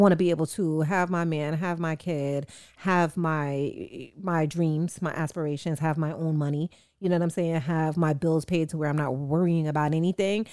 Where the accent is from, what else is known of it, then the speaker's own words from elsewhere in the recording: Jamaica; as a Jamaican